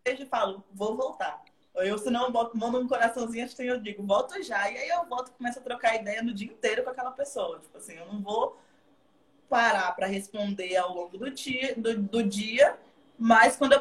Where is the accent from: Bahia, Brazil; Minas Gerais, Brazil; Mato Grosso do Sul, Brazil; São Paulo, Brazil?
Bahia, Brazil; Santo André; also born or lived in Belmonte / Trancoso / Arraial d'Ajuda / Porto Seguro; nasci em Belmonte, mas sempre morei em Santo André, depois morei um pouquinho em Arraial, só dali, daquela região toda